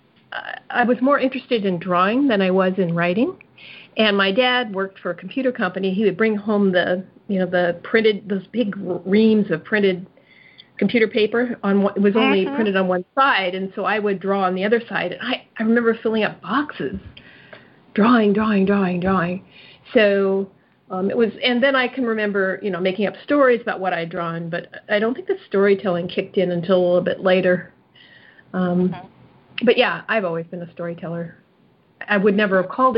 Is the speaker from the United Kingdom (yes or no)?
no; Southern California, United States; moved away as an adult; also born or lived in Japan / Hawaii; now in North Carolina, United States; I was born and raised in Southern California